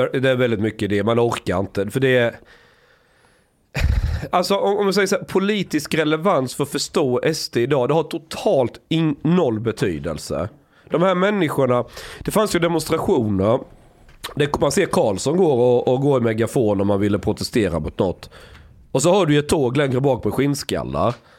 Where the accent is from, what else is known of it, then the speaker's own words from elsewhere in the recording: Sweden; som svensk